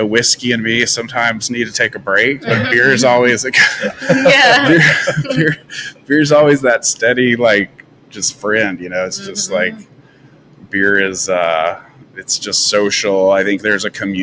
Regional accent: mountains of Colorado, United States; moved away as an adult; also born or lived in Houston, Texas / Atlanta, Georgia; now in Franklin, United States; I'm originally from Texas, but grew up in the mountains of Colorado

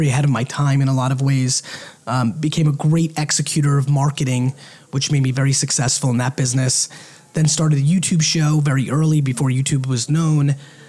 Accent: United States; also born or lived in Soviet Union; I was born in the Soviet Union, came to America in 1978. America's economy was not very good. We were very poor. I grew up very humbly

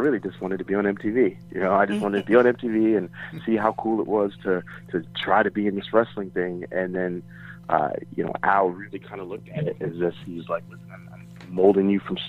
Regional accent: New York City, New York, United States; moved away; also born or lived in Florida / Tampa, Florida; Originally from New York. I was born and raised in Queens. I moved to Florida. I went to high school in Florida.

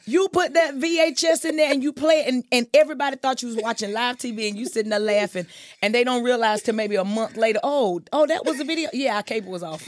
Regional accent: Wilson, North Carolina, United States; I was born in Wilson proudly.

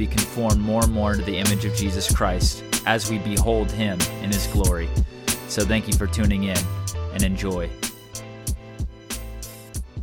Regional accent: Southern California, United States; now in Illinois, United States; I'm from Southern California

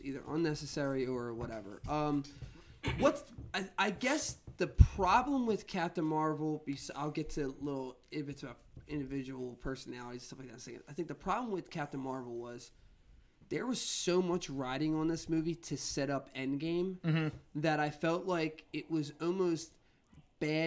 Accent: Philadelphia, Pennsylvania, United States; we are from Philadelphia, Pennsylvania

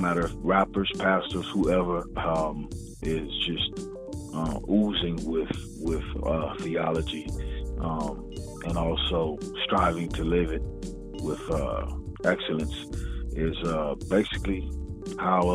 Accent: Escondido, California, United States; accent: West Coast twang; also born or lived in South Los Angeles, California / Jacksonville; now in Hemet, United States; I grew up in Escondido for the majority of my young life

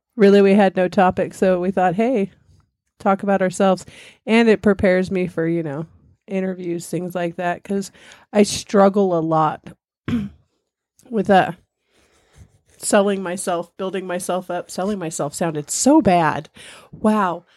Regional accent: San Bernardino, California, United States; moved away as an adult; also born or lived in Victorville, California / Nevada / Texas / Missouri; I grew up in Southern California. San Bernardino

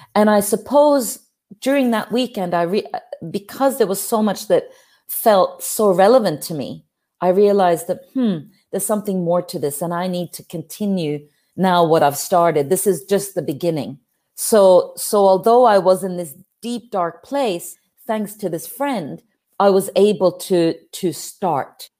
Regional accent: Norway; I'm from Norway, up there in the cold north

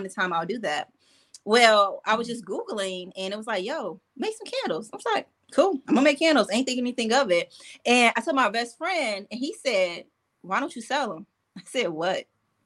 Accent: Detroit, Michigan, United States; where I'm from Detroit, Michigan

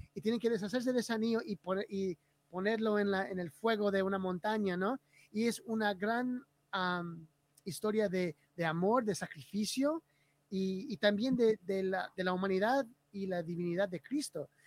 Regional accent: Bolivia; yo soy boliviano

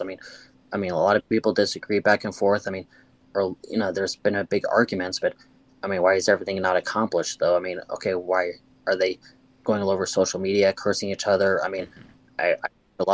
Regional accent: United States; we're all Americans

